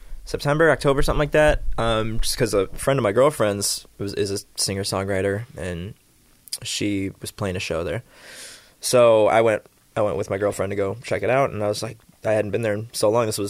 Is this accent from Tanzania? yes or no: no; Schaumburg, Illinois, United States; Yeah, because I'm a suburb boy, so we had some family videos.